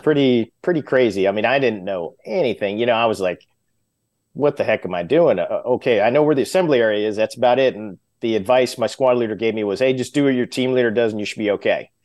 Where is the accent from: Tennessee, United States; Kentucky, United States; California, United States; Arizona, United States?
Arizona, United States; Glendale; moved away as an adult; I grew up in Arizona.